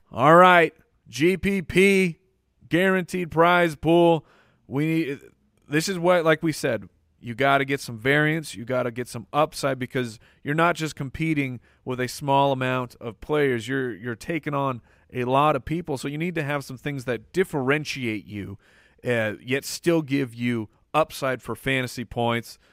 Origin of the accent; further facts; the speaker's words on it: Arizona, United States; born and raised in Arizona